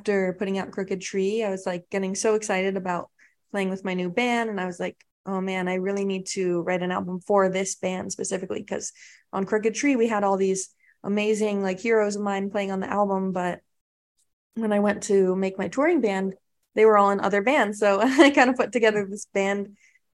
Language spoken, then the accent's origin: English; Palo Alto, California, United States; now in Tennessee, United States; I'm from Palo Alto, and my first show ever was at a pizza store down the road from my house